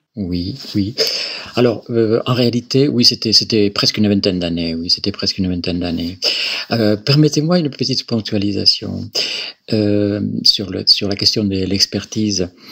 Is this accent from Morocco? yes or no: no; Galicia, Spain; French is a second language; moved away as an adult; also born or lived in Barcelona; now in France; je suis originaire de, de Galice, Galicia, euh, donc dont la capitale c'est Saint-Jacques-de-Compostelle